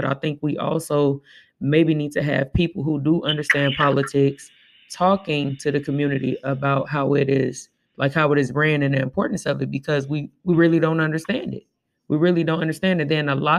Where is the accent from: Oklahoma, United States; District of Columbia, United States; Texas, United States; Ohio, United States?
Oklahoma, United States; Tulsa; I think I'm very saddened that Tulsa is closed because I grew up in Tulsa and it did change my life going there